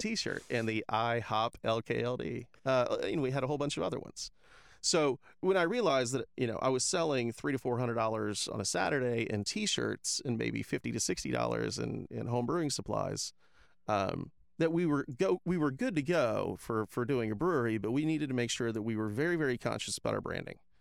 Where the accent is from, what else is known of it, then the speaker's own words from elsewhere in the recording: Tampa, Florida, United States; moved away as an adult; also born or lived in Ohio; now in Lakeland, United States; I'm I'm not originally from Lakeland. I'm I'm from Tampa